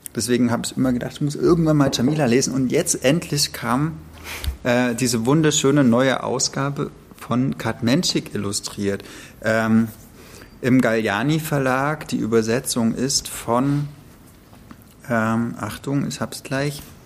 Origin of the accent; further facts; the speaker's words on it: East Germany, Germany; weil ich bin ja im Osten aufgewachsen oder im Osten geboren, meine Eltern äh, sind in der DDR geboren, nee, ich auch